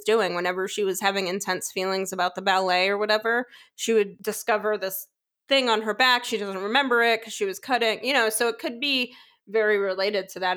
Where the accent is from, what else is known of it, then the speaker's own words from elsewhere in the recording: New York, United States; accent: New York; I'm from New York